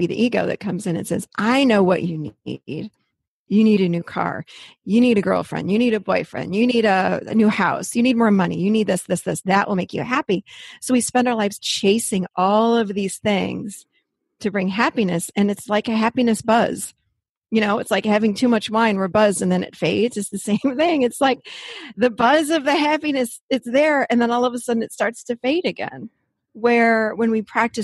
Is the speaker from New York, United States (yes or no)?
yes; Rochester, New York, United States; born or raised there; moved away as an adult; now in Nashville, United States